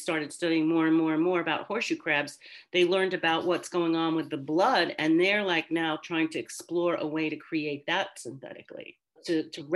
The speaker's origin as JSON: {"language": "English", "area": "Long Island", "region": "New York", "country": "United States", "tie": "born or raised there", "said": "I grew up on Long Island"}